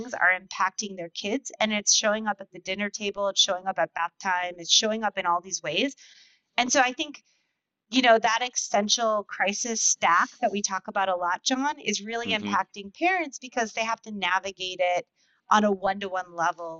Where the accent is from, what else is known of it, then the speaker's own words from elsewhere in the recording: United States; an American parent